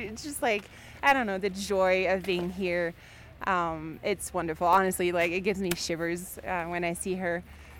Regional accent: France; now in Aspen, United States; I'm from France and we don't have the same programs.

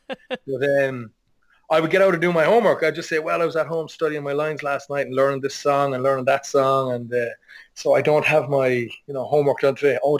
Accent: Ballincollig, Munster, Ireland; moved away as an adult; also born or lived in Dublin; now in New York, United States; I'm from Ballincolly, just outside Cork City.

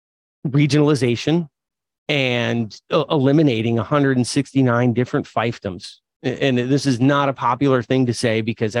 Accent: Watertown, United States; I grew up in Watertown, Paul.

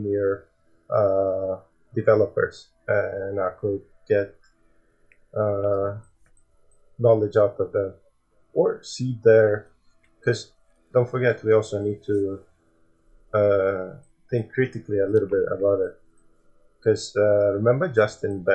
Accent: Latvia; now in United Kingdom; I am from Latvia and I lived for many years in UK and my family are still back there

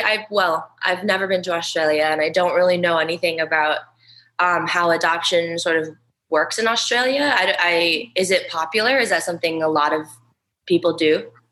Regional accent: United States; I'm completely American

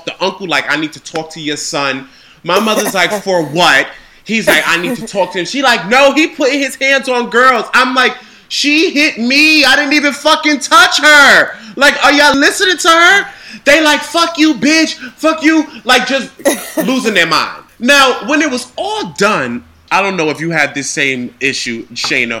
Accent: New York City, New York, United States; born and raised in Harlem, New York

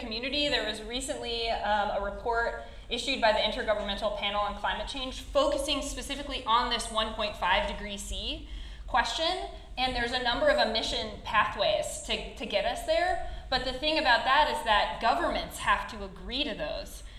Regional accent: Alaska, United States; now in Utah, United States; I grew up in Alaska

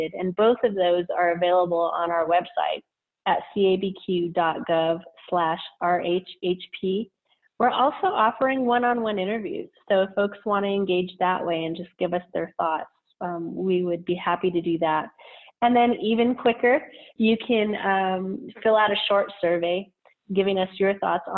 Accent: Albuquerque, New Mexico, United States; I was born and raised here in Albuquerque, New Mexico, in the South Valley, where I still reside today

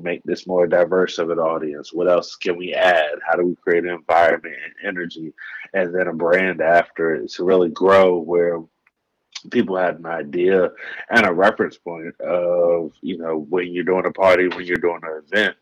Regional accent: Dover, Delaware, United States; moved away as an adult; also born or lived in Columbus, Ohio; now in Los Angeles, United States; Originally born and raised in Dover, Delaware

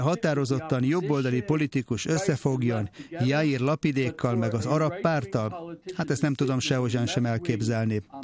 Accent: Israel

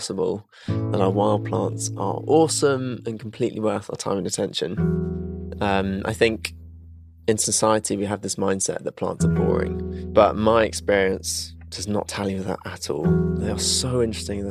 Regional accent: Salisbury, South West England, United Kingdom; I grew up just outside of Salisbury in Wiltshire.

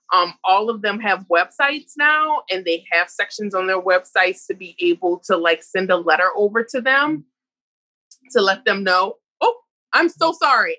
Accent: New Orleans, Louisiana, United States; I'm from the South, and people say people from the South talk really fast, but I'm from New Orleans, or real slow, but I'm from New Orleans, but we talk real fast

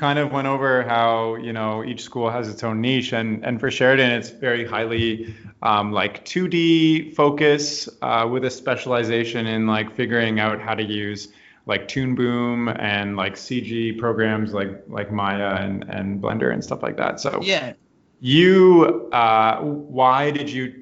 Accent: Ontario, Canada; I'm a Canadian. Like, I grew up in Ontario

